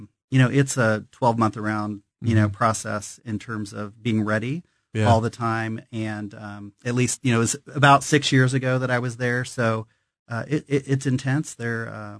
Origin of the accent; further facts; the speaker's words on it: Kansas City, Missouri, United States; Born and raised in Kansas City, and I went to the University of Missouri in Kansas City